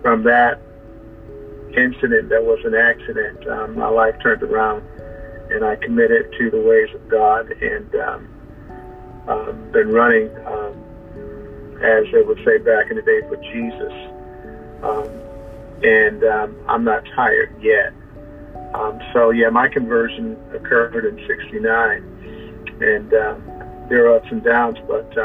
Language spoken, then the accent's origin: English; Syracuse, New York, United States; I was born right here in Syracuse